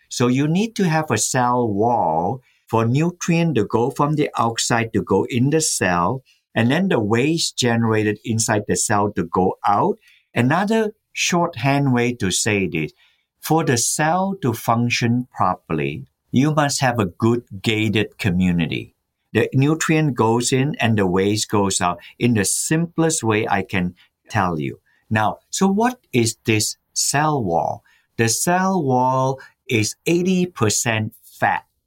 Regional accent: Malaysia; also born or lived in Massachusetts, United States; now in United States; I was born in Malaysia when it was called the Malay Peninsula

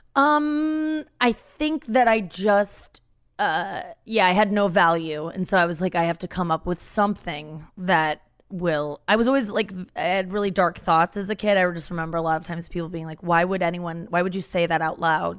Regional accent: St. Louis, Missouri, United States; also born or lived in Cincinnati, Ohio; I grew up in Cincinnati, Ohio until I was six, and then we moved to Saint Louis, Missouri.

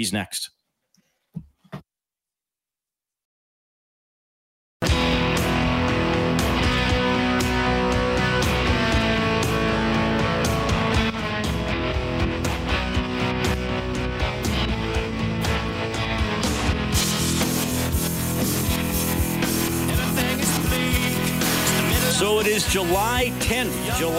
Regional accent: Evansburg, Alberta, Canada; Yeah, I grew up in Evansburg.

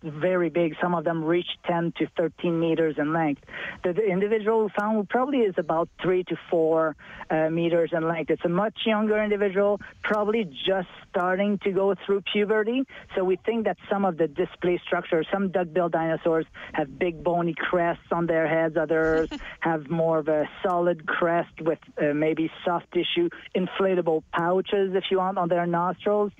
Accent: Montreal, Quebec, Canada; now in Alberta, Canada; I'm from Eastern Canada. I'm from Montreal.

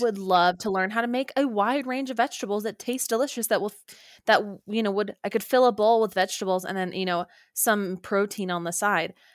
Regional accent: Orem, Utah, United States; moved away; home to Orem, Utah

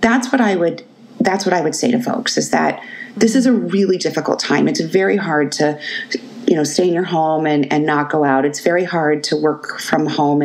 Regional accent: Arizona, United States; I'm also born and raised in Arizona

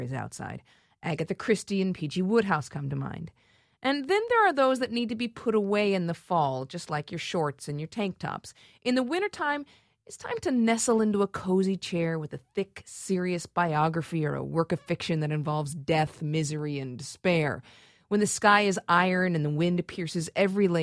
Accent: California, United States; moved away; I grew up in California

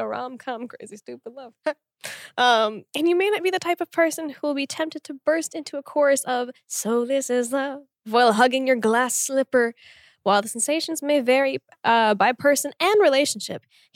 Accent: Tulsa, Oklahoma, United States; born or raised there

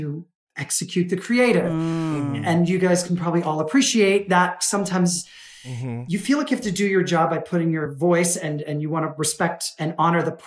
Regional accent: United States; I was born in the States

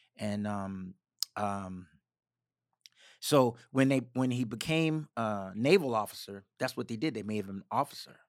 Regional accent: Richmond, Virginia, United States; moved away; also born or lived in Maryland / Washington, D.C. / Dinwiddie, Virginia; I was born in Richmond

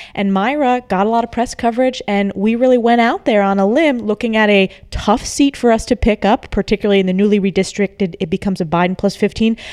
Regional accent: New York, United States; my home state of New York

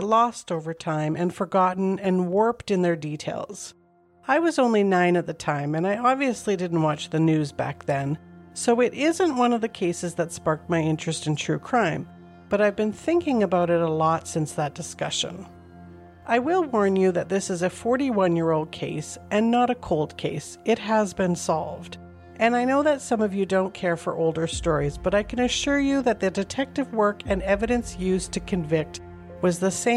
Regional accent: Calgary, Alberta, Canada; Calgary, Alberta, Canada is my hometown. We moved here in the summer of 1978

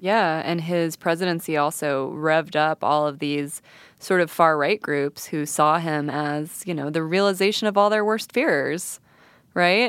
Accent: Santa Fe, New Mexico, United States; I'm from Santa Fe, which is a pretty, you know, left-leaning and sometimes kooky place.

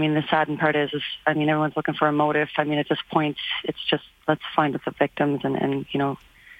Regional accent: Sydney, Nova Scotia, Canada; moved away; But I do have family in Truro and stuff, so I've spent time in those areas. And I'm from Sydney, so definitely in Sydney.

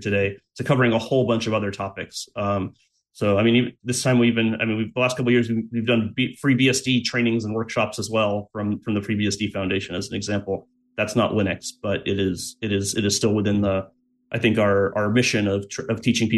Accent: Los Angeles, California, United States; I grew up in Los Angeles proper, like San Fernando Valley

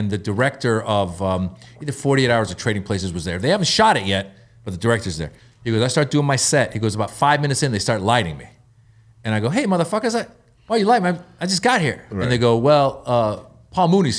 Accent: Northern California, United States; I grew up in Northern California

